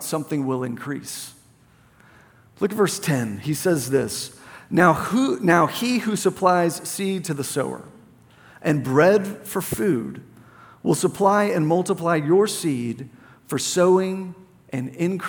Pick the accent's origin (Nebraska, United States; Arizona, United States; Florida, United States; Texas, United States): Texas, United States; Plano; I grew up in Plano